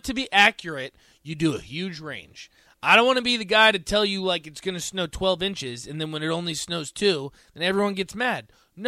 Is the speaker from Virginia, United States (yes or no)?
yes; Virginia, United States; now in Nebraska, United States; I'm from Virginia